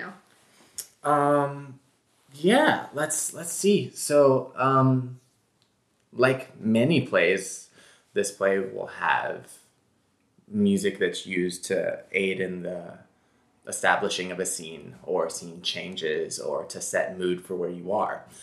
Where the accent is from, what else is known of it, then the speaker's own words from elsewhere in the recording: Memphis, Tennessee, United States; now in New York, United States; we're from Memphis